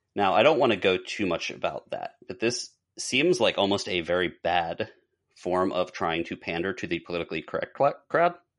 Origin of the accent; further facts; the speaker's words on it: Pittsburgh, Pennsylvania, United States; when I grew up in Pittsburgh